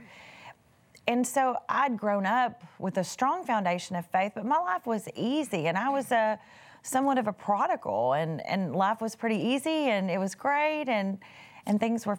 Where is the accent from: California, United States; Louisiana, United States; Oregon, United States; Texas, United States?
Texas, United States; East; I was raised in East Texas.